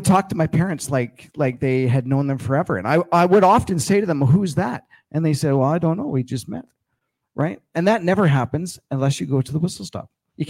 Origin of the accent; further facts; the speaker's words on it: Winnipeg, Manitoba, Canada; also born or lived in Alberta; now in Red Deer, Canada; I grew up in Winnipeg and I moved out here in 96. So I'm definitely an Albertan.